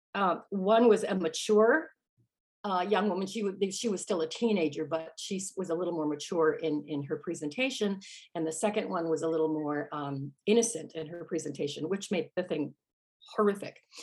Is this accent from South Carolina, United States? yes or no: no; Park Ridge, Illinois, United States; I grew up just outside Chicago, Chicago area.